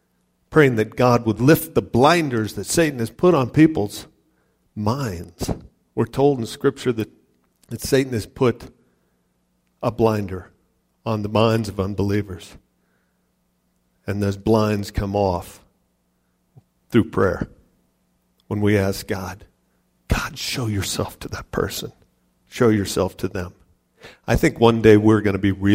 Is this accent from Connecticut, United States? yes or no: no; Ohio City, Colorado, United States; I grew up in Ohio City, Wappan metropolis of Ohio City.